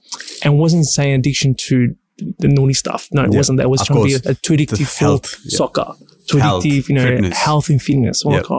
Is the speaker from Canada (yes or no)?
no; Cheltenham, Australia; I was raised in Cheltenham.